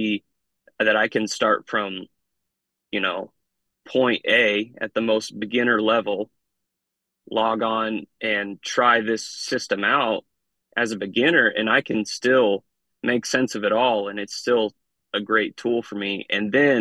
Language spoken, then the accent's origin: English; Midwest, United States; I grew up in the Midwest